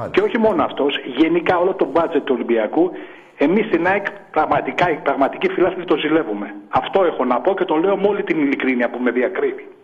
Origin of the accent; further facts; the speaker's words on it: Kallithea, Attica, Greece; από Καλυθέα, ναι.